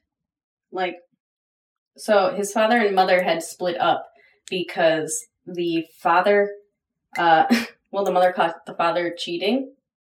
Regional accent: Buffalo, New York, United States; we are in fact from Buffalo

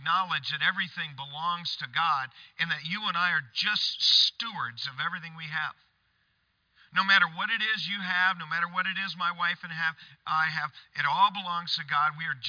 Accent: Michigan, United States; on the family farm where I grew up in Michigan

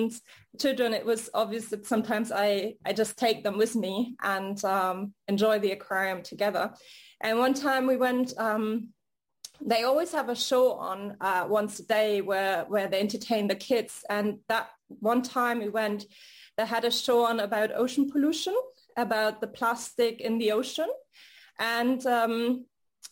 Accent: Hamburg, Germany; also born or lived in United States; now in Paris, France; I grew up in Hamburg, Germany, which is near the Baltic Sea and the North Sea

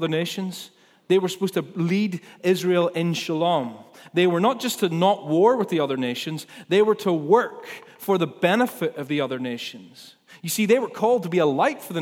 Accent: Ballymena, Northern Ireland, United Kingdom; I'm from Ballymena. You can't maybe not tell from my accent, but I am.

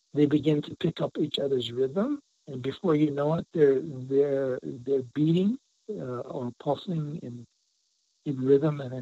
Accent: Santa Clara Pueblo, New Mexico, United States; I'm from Santa Clara Pueblo, Tewa Indian

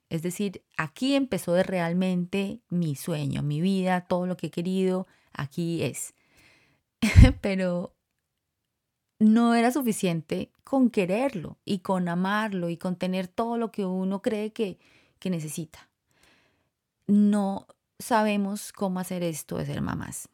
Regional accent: Colombia; moved away as an adult; also born or lived in Costa Rica; now in United States; Los dos somos colombianos y salimos de Colombia para Costa Rica.

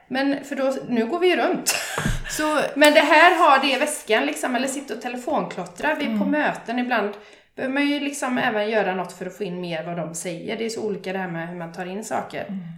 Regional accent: Bollebygd, Västra Götaland, Sweden; jag är från Bollebygd

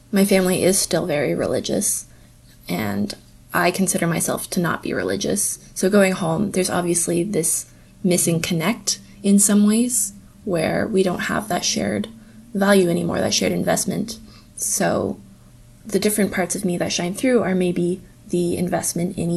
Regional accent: Indonesia; also born or lived in Napanee, Canada; Growing up in Indonesia, home was wherever I was with my family. From there, I would say home evolved into the building that I grew up in, in Napanee.

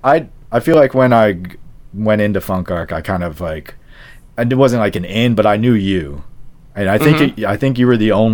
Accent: Hyattsville, Maryland, United States; I grew up here in Hyattsville.

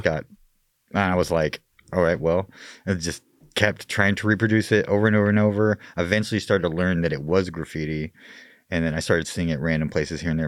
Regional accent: Mesa, Arizona, United States; I was born and raised in Mesa.

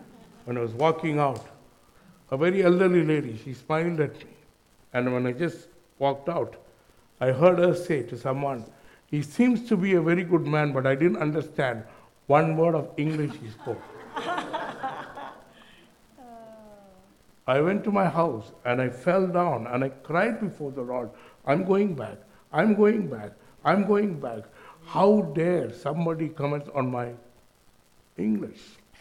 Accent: India; accent: Indian; moved away as an adult; now in New Zealand; my accent is Indian

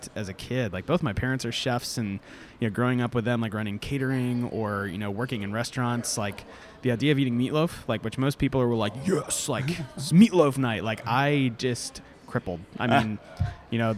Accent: Florida, United States; now in Atlanta, United States; I'm not an Atlanta native, you know. I mean, I grew up in Florida

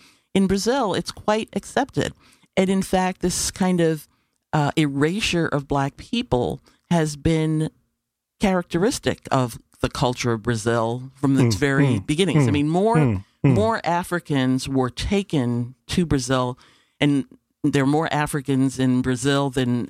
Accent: Panama; born there; I was not born in the United States.

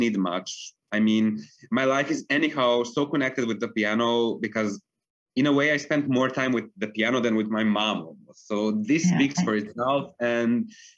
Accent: Belgrade, Serbia; moved away as an adult; now in Vienna, Austria; I grew up in Belgrade in Serbia. That's where I went to school

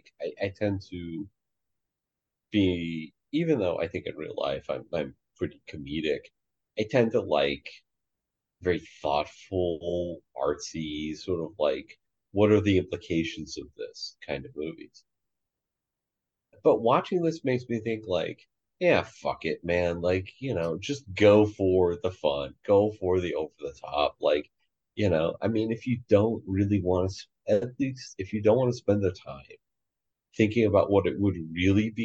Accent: United States; as an American

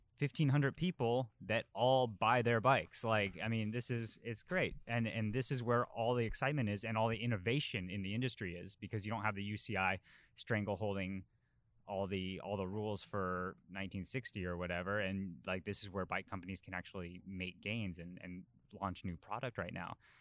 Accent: Colorado, United States; moved away; growing up in Colorado.

